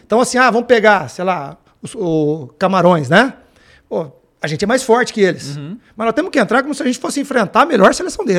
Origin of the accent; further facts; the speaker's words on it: Campinas, São Paulo, Brazil; sou de Campinas, trabalhei na, na Ponte Preta